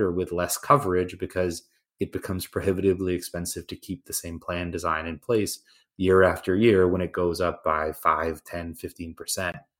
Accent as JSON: {"language": "English", "country": "Canada", "tie": "born or raised there", "moved": "yes", "lives_now": "United States", "said": "I'm originally Canadian, yeah, you know, grew up in a public healthcare system"}